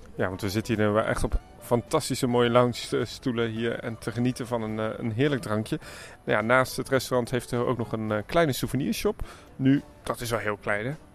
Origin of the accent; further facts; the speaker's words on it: Germany; het is voor mij als Duitser